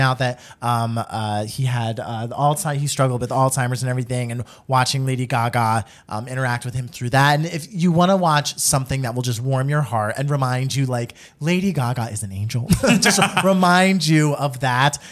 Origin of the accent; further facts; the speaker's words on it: New Jersey, United States; I'm an Italian from New Jersey